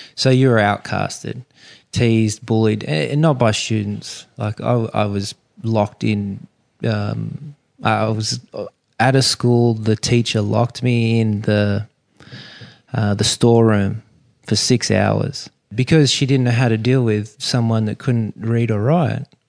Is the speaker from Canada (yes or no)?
no; Sydney, New South Wales, Australia; growing up on Sydney Harbour